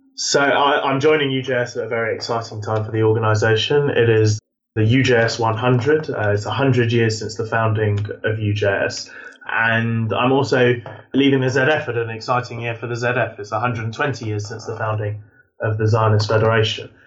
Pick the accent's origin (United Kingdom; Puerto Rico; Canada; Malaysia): United Kingdom; I am born and bred in the Jewish community, the UK